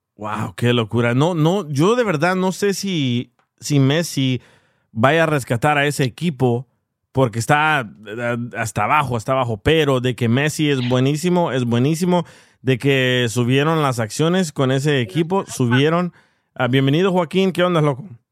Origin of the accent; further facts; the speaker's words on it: El Salvador; Siendo yo salvadoreño